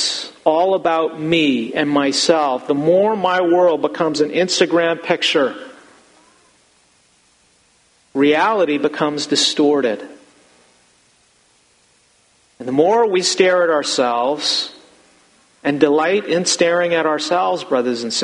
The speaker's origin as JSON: {"language": "English", "country": "United States", "said": "I'm as American as all of you."}